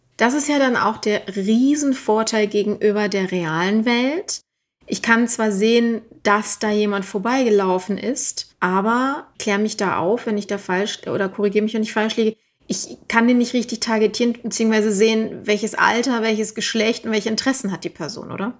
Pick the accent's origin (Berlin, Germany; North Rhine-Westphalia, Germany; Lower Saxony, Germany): North Rhine-Westphalia, Germany; Düsseldorf; ich bin ja aus Düsseldorf